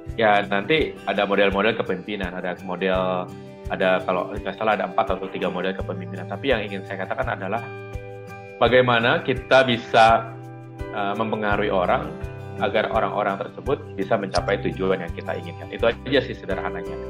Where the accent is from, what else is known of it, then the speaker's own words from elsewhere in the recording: Jakarta, Indonesia; moved away as an adult; also born or lived in Sukabumi; saya kembali ke kota saya di Jakarta ini karena memang asal saya dari Jakarta